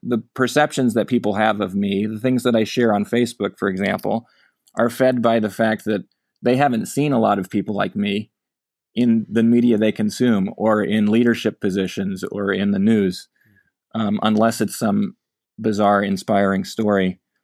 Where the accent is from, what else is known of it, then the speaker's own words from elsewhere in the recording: Omaha, Nebraska, United States; moved away as an adult; now in California, United States; growing up in Omaha